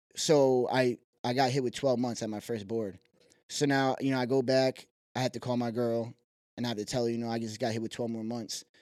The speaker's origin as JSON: {"language": "English", "town": "Syracuse", "region": "New York", "country": "United States", "tie": "born or raised there", "also_born_or_lived": "Malone, New York / South Dakota", "said": "Moved to Syracuse, probably, like, first grade ages. Growing up on the west side"}